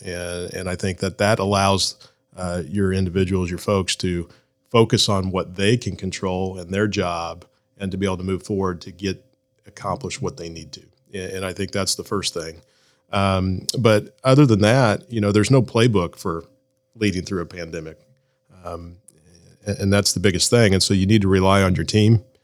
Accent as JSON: {"language": "English", "town": "Blue Springs", "region": "Missouri", "country": "United States", "tie": "born or raised there", "said": "I was born and raised in Blue Springs. Uh, went to Blue Springs schools from kindergarten through uh, graduation at Blue Springs High School"}